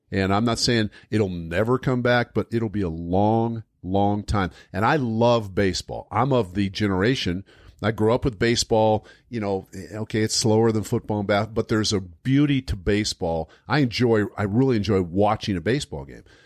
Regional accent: United States; as American citizens

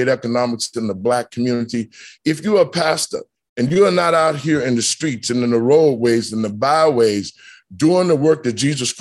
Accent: United States; as an American

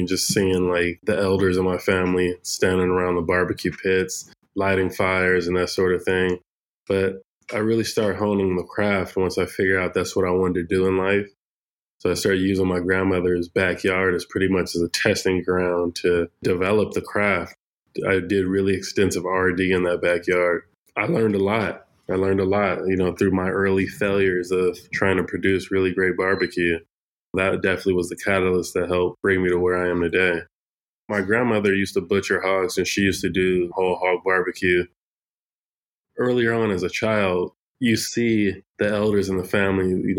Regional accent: Fresno, California, United States; Born and raised in the Central Valley in Fresno, California

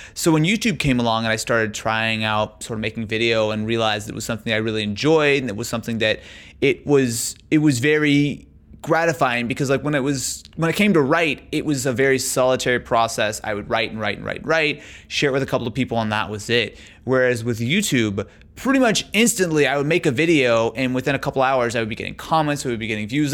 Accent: Branson, Missouri, United States; moved away as an adult; now in Los Angeles, United States; So I grew up in Missouri. Yeah. So I grew up in a little town called Branson, Missouri, in southern in southern Missouri

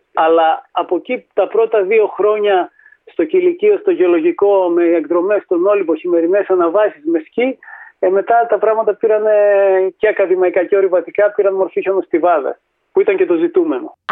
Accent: Thessaloniki, Central Macedonia, Greece; γεννήθηκα και μεγάλο στη Θεσσαλονίκη

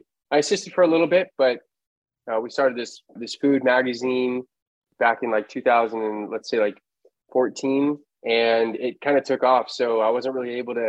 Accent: Los Angeles, California, United States; Born and raised in Los Angeles

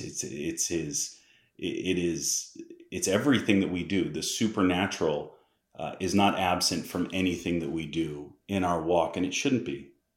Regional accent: Massachusetts, United States; I'm from Massachusetts

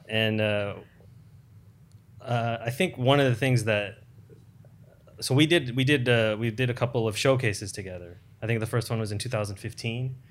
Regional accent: United States; growing up in America

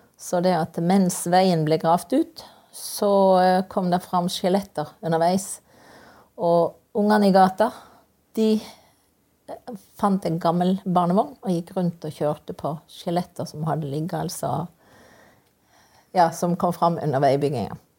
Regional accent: Kristiansand, Agder, Norway; jeg vokste opp i Kristiansand.

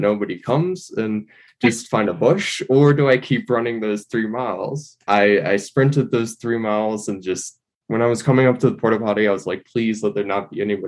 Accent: New York City, New York, United States; moved away as an adult; now in Boulder, United States; I'm from New York City, but I'm living in Boulder right now because, of course, I'm studying

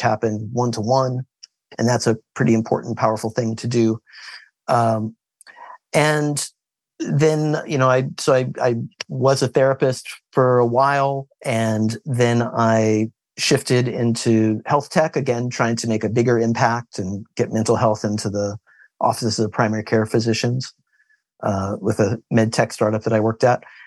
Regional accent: Kansas, United States; I was born in Kansas

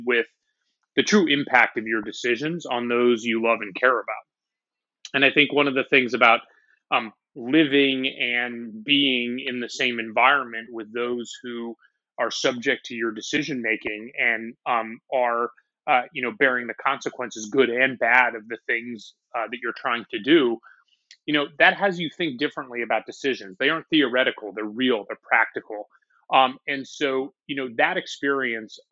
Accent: San Francisco, California, United States; moved away as an adult; also born or lived in Tel Aviv, Israel / Oklahoma City; now in New York, United States; I grew up in the city of San Francisco.

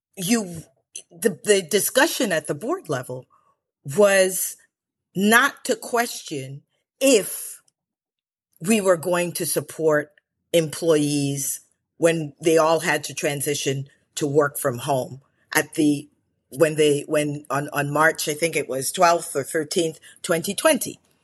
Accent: Chevy Chase, Maryland, United States; also born or lived in Belize; I grew up in Chevy Chase, Maryland

